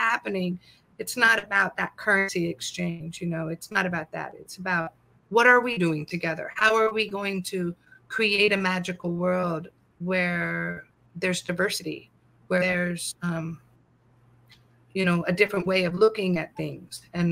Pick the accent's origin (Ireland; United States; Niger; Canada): United States; California; now in Madison County, North Carolina, United States; I'm from California